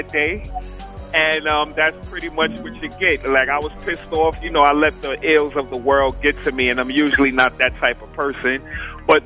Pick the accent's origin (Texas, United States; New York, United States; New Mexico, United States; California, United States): New York, United States; New York City; I have a lot of older cousins that I grew up partially in Bronx River Projects over in Soundview